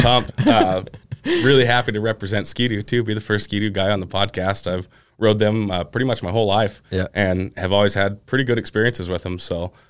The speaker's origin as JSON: {"language": "English", "town": "Milton-Freewater", "region": "Oregon", "country": "United States", "said": "Yeah, so I'm from Milton Freewater, Oregon, about an hour away from here."}